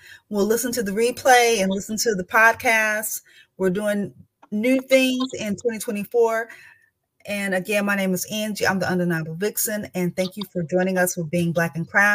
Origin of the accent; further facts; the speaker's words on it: the South, United States; I'm from the South